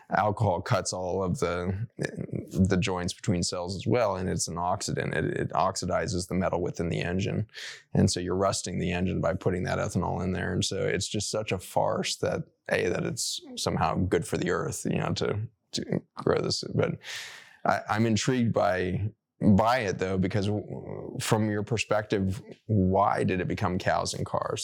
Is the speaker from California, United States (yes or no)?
no; Colorado, United States; When I grew up in Colorado, I grew up going to C U Buff games